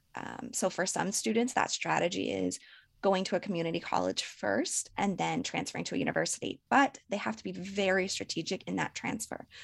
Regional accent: Ohio, United States; born or raised there; also born or lived in Vermont / West Virginia / Colorado / Ecuador

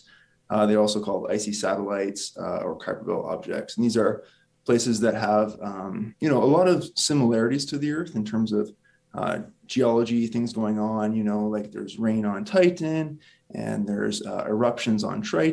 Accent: Windsor, Ontario, Canada; I grew up in Windsor, Ontario, just a small town, actually, just outside of Windsor.

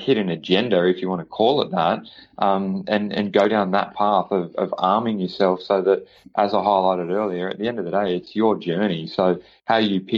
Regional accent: Australia; being Australian

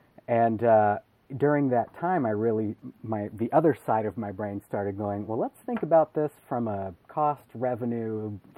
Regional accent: Portland, United States; moved away as an adult; now in Indianapolis, United States; Well, we're out here in Indianapolis, Indiana. I'm actually originally from Portland.

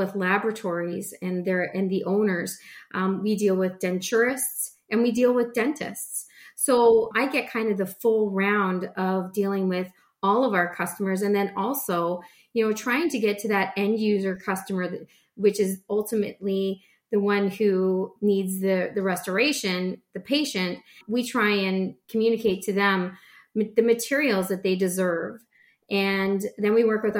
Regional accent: Canada; I'm Canadian. I live just outside of Toronto

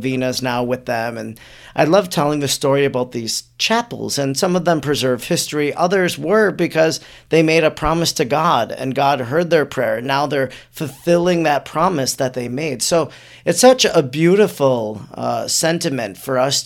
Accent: Wisconsin, United States; I'm from Wisconsin

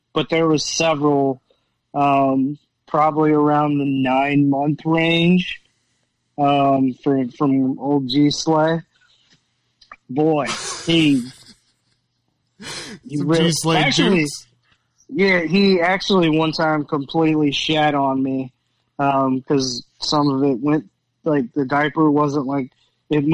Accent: Bradenton, Florida, United States; moved away; also born or lived in Canton, North Carolina; when we were growing up in Bradenton, we had the Tropicana smell

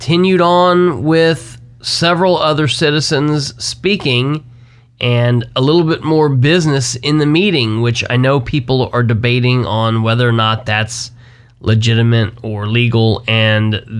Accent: Muncie, Indiana, United States; I grew up in Muncie

